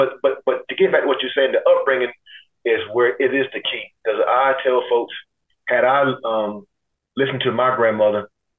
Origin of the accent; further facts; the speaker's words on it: Durham, North Carolina, United States; I was born and raised in Durham, North Carolina. Those of y'all from Durham, I grew up in a neighborhood called Turnkey. I don't know if it's still called Turnkey.